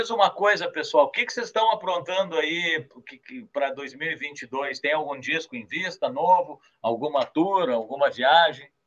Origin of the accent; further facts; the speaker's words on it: São Paulo, Brazil; born there; Vocês estão bem pertinho da onde eu nasci, cara. Eu nasci na Climação, que é aí do lado